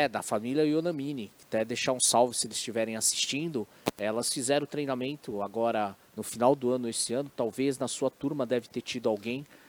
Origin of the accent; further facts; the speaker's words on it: Brazil; Eu falo como brasileiro, né? apesar da minha descendência oriental